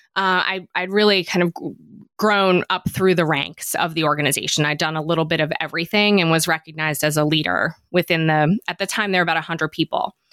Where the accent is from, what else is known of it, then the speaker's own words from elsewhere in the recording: Philadelphia, Pennsylvania, United States; I'm from Philadelphia